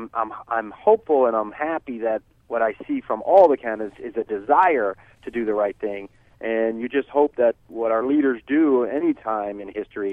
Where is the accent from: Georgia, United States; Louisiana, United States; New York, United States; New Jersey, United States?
New Jersey, United States; I was raised a Catholic in New Jersey